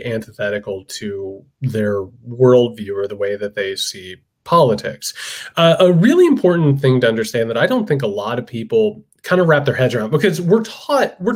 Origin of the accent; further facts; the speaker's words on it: Indiana, United States; I'm from Indiana. I come from a working class, poor as dirt family, factory workers, laborers, all